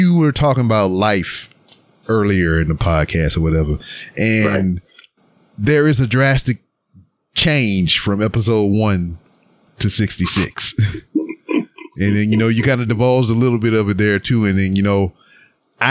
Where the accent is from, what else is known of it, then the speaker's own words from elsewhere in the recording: Lake Charles, Louisiana, United States; moved away as an adult; now in Houston, United States; I'm from Louisiana and I lived there 18 years of my life